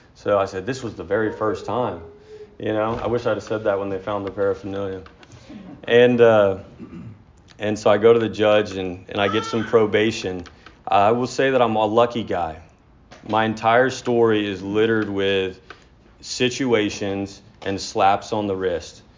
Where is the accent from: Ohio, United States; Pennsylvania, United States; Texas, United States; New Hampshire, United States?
Texas, United States; near Dallas; I was born in Texas, uh, near outside of Dallas